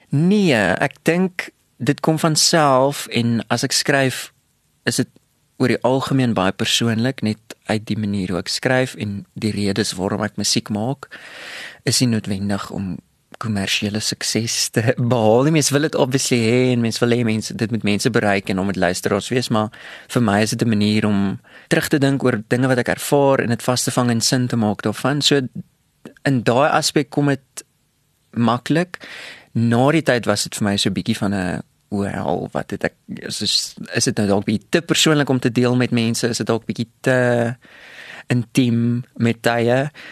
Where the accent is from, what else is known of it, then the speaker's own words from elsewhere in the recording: Bloemfontein, Free State, South Africa; ek het groot geword in Bloemfontein